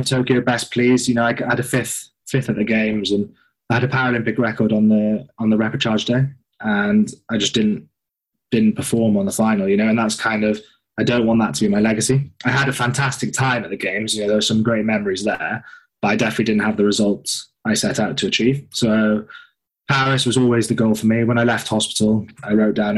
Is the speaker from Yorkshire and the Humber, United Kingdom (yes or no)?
no; Mumbles, Wales, United Kingdom; I'm from Mumbles, which is a very small fishing village.